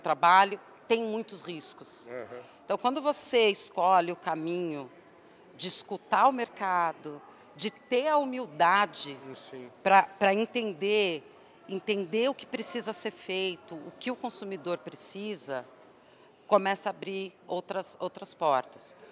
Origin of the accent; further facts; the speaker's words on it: Santo André, São Paulo, Brazil; eu sou de São Paulo, mais especificamente Santo André